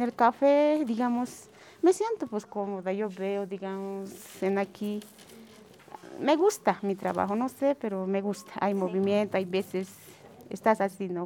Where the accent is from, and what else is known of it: Bolivia